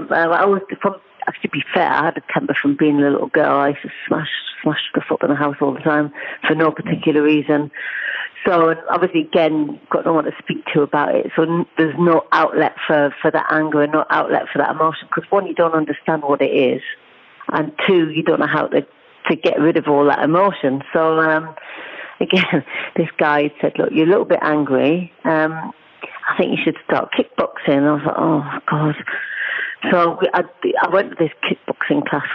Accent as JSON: {"language": "English", "region": "North East England", "country": "United Kingdom", "tie": "born or raised there", "also_born_or_lived": "Cheltenham", "accent": "Geordie", "moved": "as an adult", "said": "I would live brought up in a little small village in the northeast, as you can hopefully tell from my accent."}